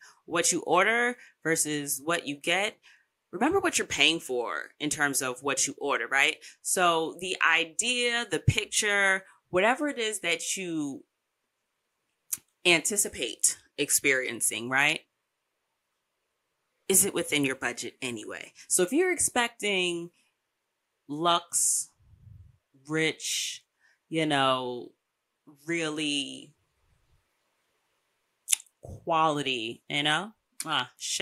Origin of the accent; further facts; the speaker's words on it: United States; I, as an American, get paid in American dollars